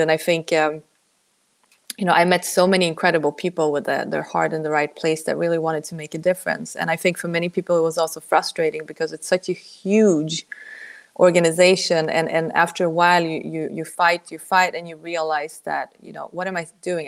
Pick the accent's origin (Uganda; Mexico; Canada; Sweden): Sweden; moved away as an adult; also born or lived in Poland; now in United States; my origins are Polish, actually, but I grew up in Sweden.